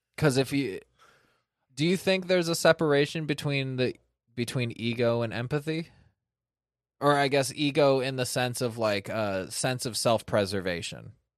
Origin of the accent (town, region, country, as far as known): Sacramento, California, United States; born or raised there